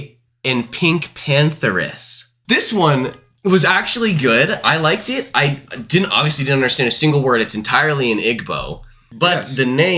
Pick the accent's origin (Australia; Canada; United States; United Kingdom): United States; like we're American